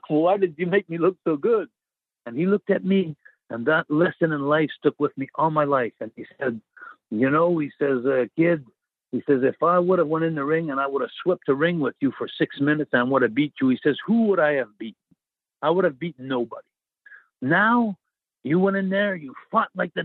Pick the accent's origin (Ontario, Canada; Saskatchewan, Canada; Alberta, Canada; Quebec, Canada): Quebec, Canada; Montreal; I'm from Montreal